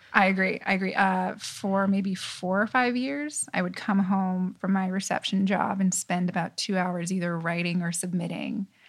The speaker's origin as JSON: {"language": "English", "town": "Tucson", "region": "Arizona", "country": "United States", "tie": "born or raised there", "also_born_or_lived": "Los Angeles, California / New York City", "moved": "as an adult", "said": "I moved to Arizona, Tucson, Arizona, when I was seven, and that's definitely where I consider home"}